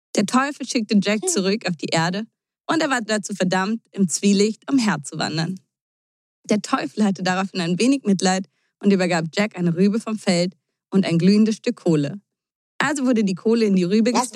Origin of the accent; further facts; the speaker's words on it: Germany; bei uns in Deutschland